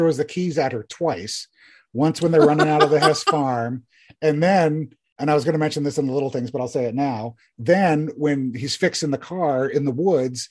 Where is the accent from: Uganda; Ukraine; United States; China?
United States; Virginia; moved away; I grew up in Virginia.